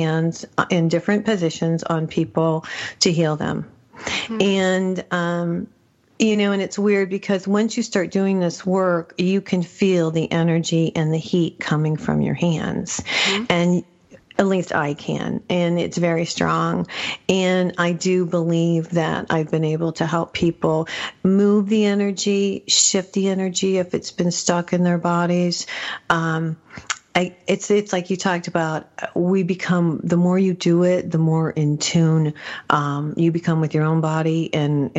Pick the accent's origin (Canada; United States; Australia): United States; New Mexico; I'm from New Mexico